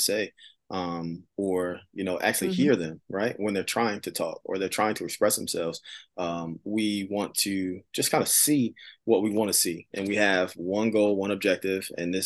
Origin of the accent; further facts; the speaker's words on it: Philadelphia, Pennsylvania, United States; I grew up in Philadelphia, right in the inner city.